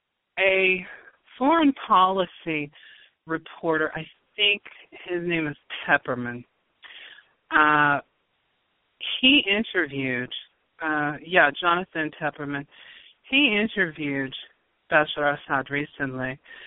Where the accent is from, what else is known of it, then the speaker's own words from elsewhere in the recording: Georgia, United States; However, I grew up in Georgia, in the American South, and I am very familiar with just hearing, basically studying Georgia history